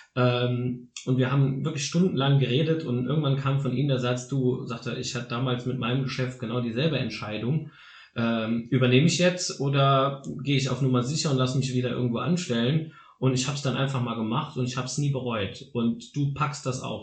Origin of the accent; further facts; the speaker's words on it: Saarland, Germany; hier bei uns im Saarland